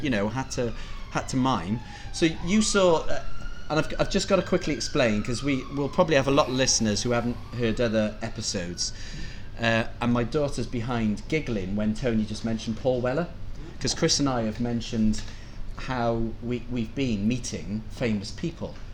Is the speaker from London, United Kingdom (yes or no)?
no; Cardiff, Wales, United Kingdom; moved away as an adult; also born or lived in Liverpool; as a Welshman, I grew up in Cardiff, mm. uh, and I left when I was 19 to go to university in Liverpool